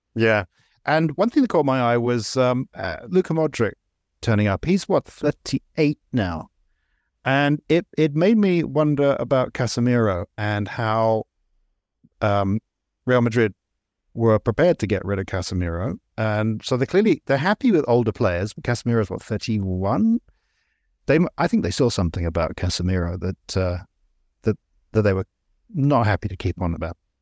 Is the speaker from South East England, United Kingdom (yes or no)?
yes; near Brighton, South East England, United Kingdom; I grew up fairly near Brighton